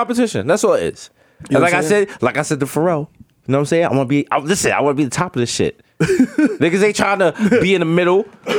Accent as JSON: {"language": "English", "region": "New York", "country": "United States", "tie": "born or raised there", "said": "I was raised in New York, Yankee fan. Mm-hmm. My parents raised me like a New York Yankee fan."}